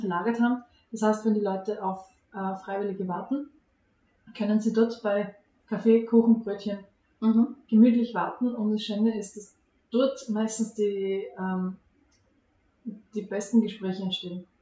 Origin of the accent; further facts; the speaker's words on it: Hartberg, Styria, Austria; moved away as an adult; now in Premstätten, Austria; Ich bin in Hartberg aufgewachsen